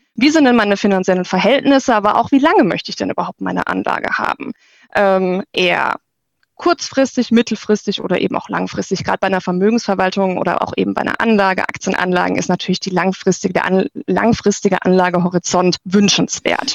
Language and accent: German; near Walldorf, Baden-Württemberg, Germany; ich komme aus der Nähe von ähm, Waldorf, äh, dem Hauptsitz von der SAP